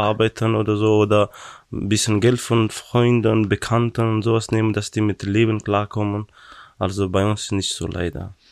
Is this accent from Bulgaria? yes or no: no; Afghanistan; German is a second language; now in Brandenburg, Germany; ich komme aus Afghanistan